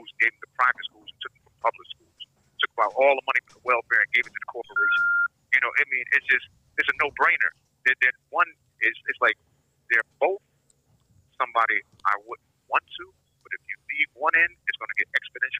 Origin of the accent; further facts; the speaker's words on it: Connecticut, United States; I'm from Connecticut